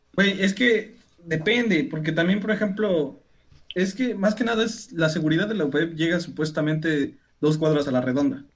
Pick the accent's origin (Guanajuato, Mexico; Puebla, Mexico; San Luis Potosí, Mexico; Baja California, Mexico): Puebla, Mexico; Teziutlán; lo que nosotros conocemos como bolillo aquí en Teciutlán